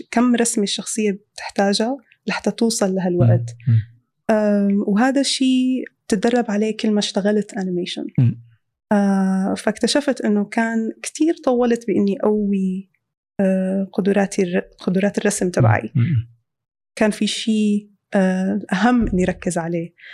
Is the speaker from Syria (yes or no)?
yes; Syria; moved away; طالعين من سوريا فالأولويات اختلفت